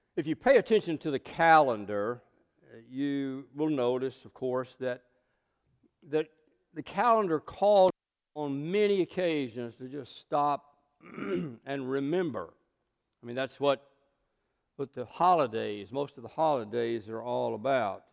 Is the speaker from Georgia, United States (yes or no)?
yes; South Georgia, United States; growing up in South Georgia